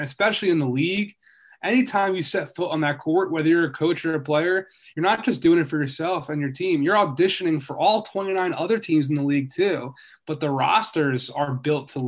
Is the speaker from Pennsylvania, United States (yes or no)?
yes; Philadelphia, Pennsylvania, United States; moved away; also born or lived in Boston; I'm from Philly originally